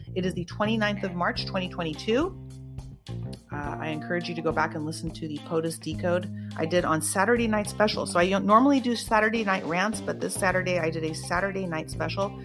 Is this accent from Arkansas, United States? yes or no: no; Santa Cruz, California, United States; my hometown santa cruz